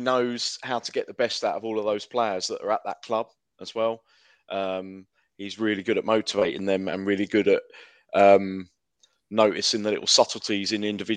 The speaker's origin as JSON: {"language": "English", "town": "Dorking", "region": "South East England", "country": "United Kingdom", "said": "I'm from Dorking"}